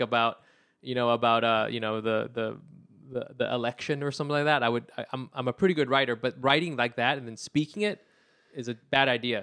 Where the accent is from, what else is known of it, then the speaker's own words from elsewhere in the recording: Anaheim, California, United States; I'm really from Orange County originally